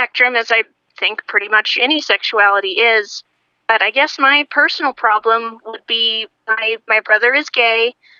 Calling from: Rhode Island, United States; I'm calling from Rhode Island.

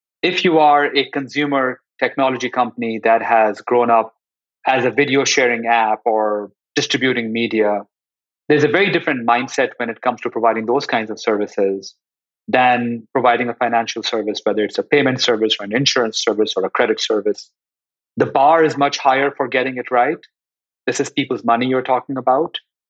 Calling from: Los Altos, California, United States; I'm joining you from, I guess, sunny Los Altos in the San Francisco Bay Area

